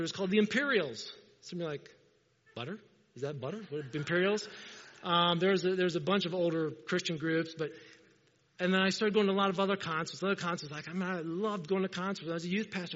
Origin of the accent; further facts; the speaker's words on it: Indiana, United States; I'm a farm boy. I grew up in Indiana